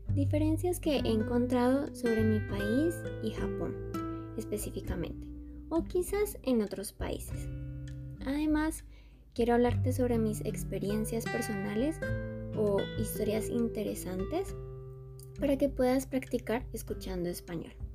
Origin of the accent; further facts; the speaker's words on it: Colombia; Soy colombiana.